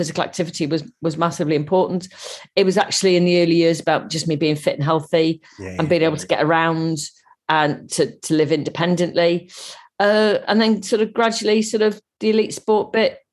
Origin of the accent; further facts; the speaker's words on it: Cardiff, Wales, United Kingdom; born in Cardiff in Wales